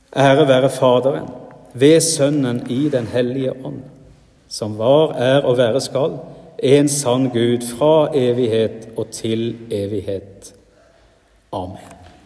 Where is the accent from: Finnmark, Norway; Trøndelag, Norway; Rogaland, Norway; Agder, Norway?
Rogaland, Norway; now in Sunnmøre, Norway; Hjemme i Rogaland